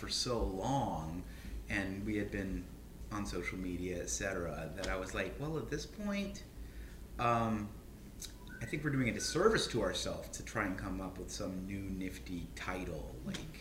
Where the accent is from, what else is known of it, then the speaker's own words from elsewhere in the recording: the South, United States; moved away; I grew up in the South